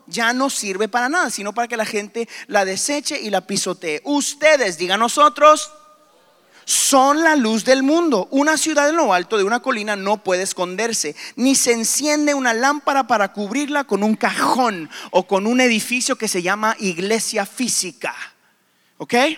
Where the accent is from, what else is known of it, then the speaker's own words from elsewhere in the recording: Guatemala; moved away; also born or lived in Houston, Texas, United States; a los tres años me llevaron a Guatemala, donde aprendí español